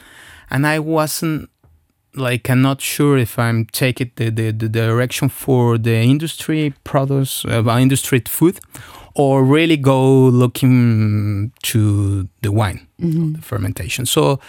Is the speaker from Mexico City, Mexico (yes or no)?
yes; Mexico City, Mexico; So I come from Mexico City, and it's not near to any kind of vineyards there, so any region.